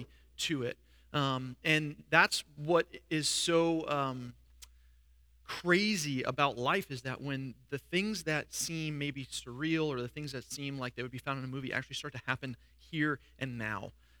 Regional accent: New York, United States; moved away as an adult; I was from New York

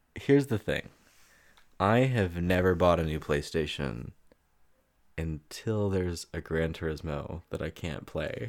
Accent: Daytona Beach, Florida, United States; I grew up in Daytona

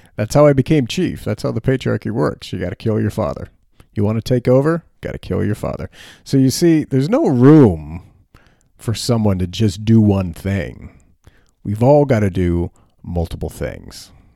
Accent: United States; also born or lived in Frankfurt, Germany; As Americans, we have this idea that wherever we are is temporary.

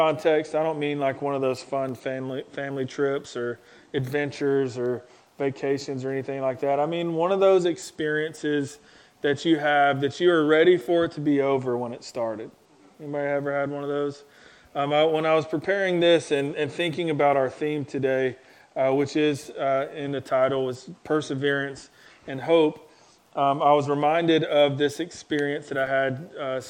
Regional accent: Gadsden, Alabama, United States; moved away; I'm from Gadsden, Alabama, so it's like halfway between Birmingham and Fort Payne

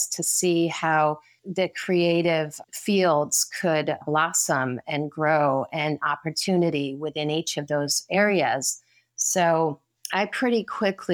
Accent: Riverside, California, United States; also born or lived in Connecticut; I was born in Connecticut, but then moved to California in 1980. So I was in elementary school and went to school. We moved to Riverside, Loma Linda, Redlands area.

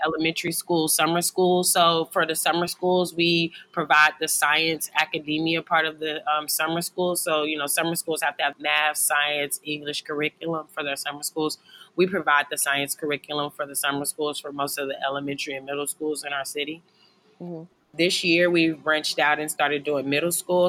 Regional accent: Lexington, Kentucky, United States; I grew up in Lexington

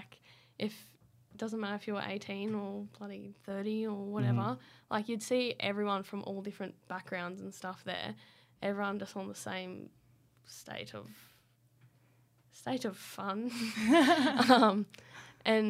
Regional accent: Queanbeyan, New South Wales, Australia; I went to school in Queanbeyan

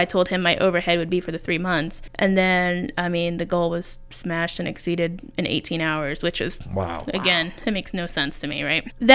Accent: Mooresville, Indiana, United States; also born or lived in Fishers, Indiana; now in Muncie, United States; I went to Mooresville High School, so just southwest of Indianapolis

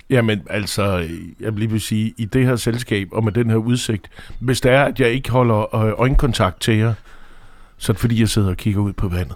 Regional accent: Aarhus, Central Denmark Region, Denmark; now in Copenhagen, Denmark; Jeg er fra Aarhus oprindeligt

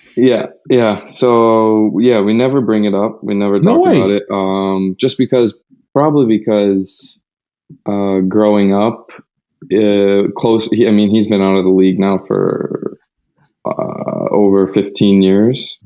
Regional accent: United States

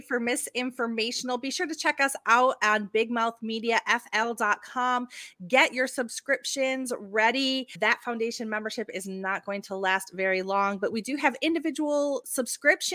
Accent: Detroit, Michigan, United States; I'm from Detroit

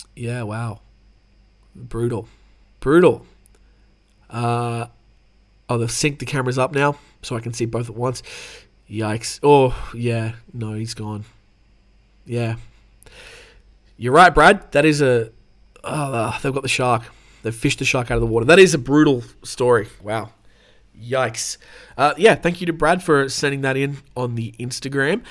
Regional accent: Australia; I'm obviously from Australia

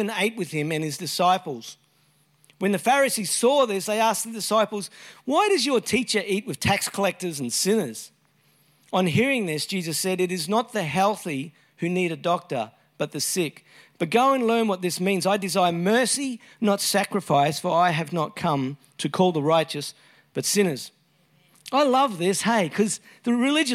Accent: Brisbane, Queensland, Australia; I grew up in Brisbane, Brisvegas.

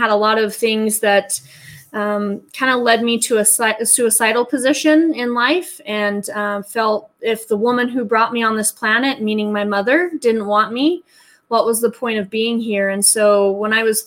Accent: Salt Lake City, Utah, United States; born and raised in Utah, as a matter of fact, within the vicinity of Salt Lake

